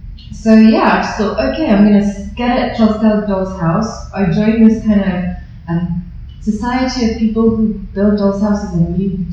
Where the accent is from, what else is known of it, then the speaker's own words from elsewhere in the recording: London, United Kingdom; I'm just from East London.